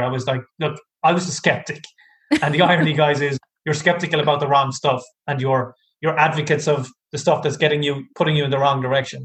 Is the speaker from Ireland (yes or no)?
yes; Ireland; I'm from Ireland.